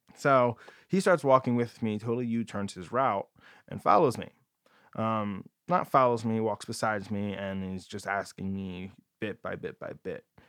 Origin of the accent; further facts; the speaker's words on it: New Jersey, United States; now in San Diego, United States; I'm from New Jersey